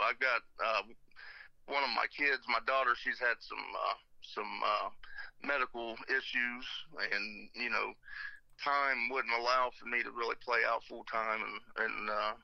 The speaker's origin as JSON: {"language": "English", "town": "Columbus", "region": "Ohio", "country": "United States", "tie": "born or raised there", "also_born_or_lived": "Zanesville, Ohio", "said": "I was born and raised in Columbus, actually, and moved down after about middle school"}